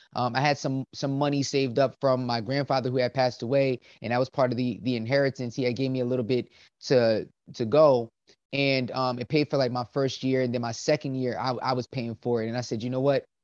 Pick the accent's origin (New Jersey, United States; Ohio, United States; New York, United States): New Jersey, United States; Willingboro; I grew up in uh, a small town called Willingboro, New Jersey